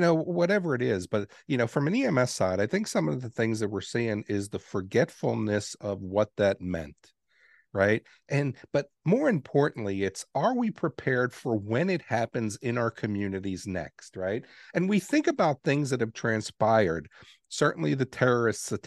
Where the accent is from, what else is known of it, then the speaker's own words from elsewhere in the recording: New York City, New York, United States; moved away; I grew up in New York City, and I got to see the Twin Towers every day when I left my home